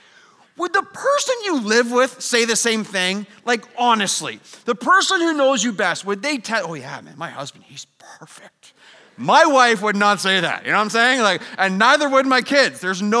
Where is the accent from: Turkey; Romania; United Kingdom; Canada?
Canada; We're all Canadian, so I did some hockey jerseys, okay?